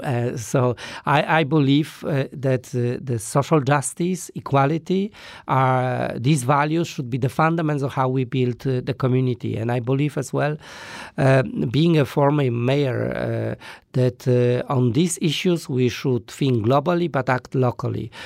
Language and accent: English; Poland; I come from Poland